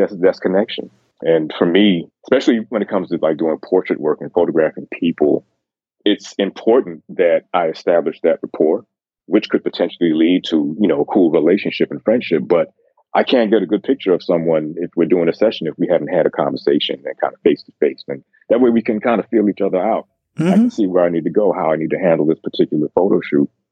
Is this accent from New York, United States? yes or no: yes; New York City, New York, United States; also born or lived in Jamaica; now in North Carolina, United States; I actually grew up in Brooklyn, New York